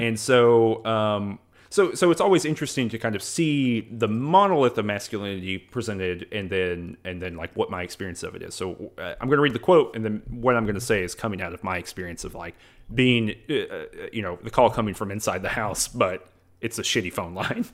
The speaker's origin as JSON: {"language": "English", "region": "the South", "country": "United States", "said": "I'm from the South"}